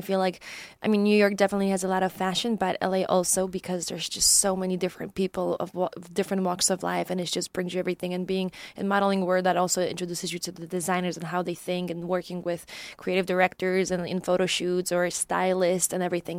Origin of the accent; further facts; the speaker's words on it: Poland; moved away; also born or lived in Chicago; I'm originally from Poland, and mm-hmm. um. Um, that's where I grew up